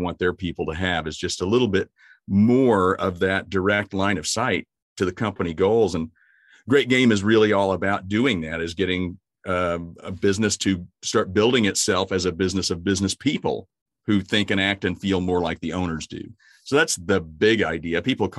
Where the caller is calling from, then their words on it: Springfield, Missouri, United States; I'm actually at home in Springfield, Missouri.